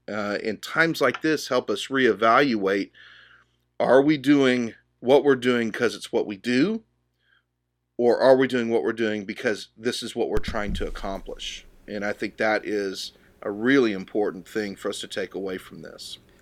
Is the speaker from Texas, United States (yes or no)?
yes; Dallas, Texas, United States; I grew up here in the Dallas area